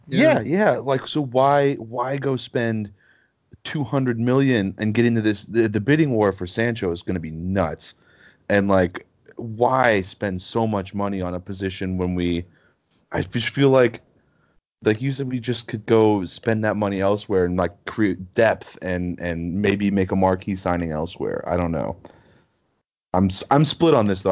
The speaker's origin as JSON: {"language": "English", "country": "United States", "said": "I'm American"}